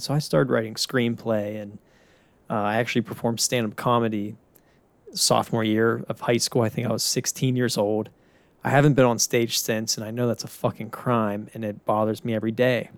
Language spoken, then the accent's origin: English; Pittsburgh, Pennsylvania, United States; now in Tampa, United States; born and raised in Pittsburgh